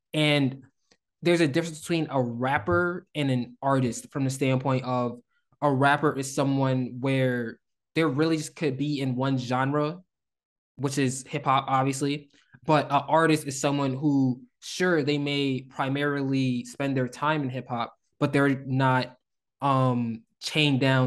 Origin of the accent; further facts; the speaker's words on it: Northeast, United States; we are from the Northeast